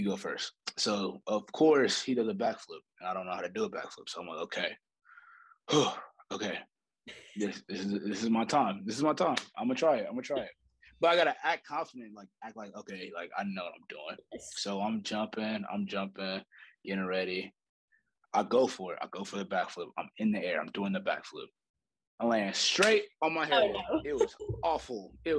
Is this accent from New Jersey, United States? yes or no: no; St. Louis, Missouri, United States; moved away as an adult; now in Alabama, United States; Born and raised in St. Louis, Missouri.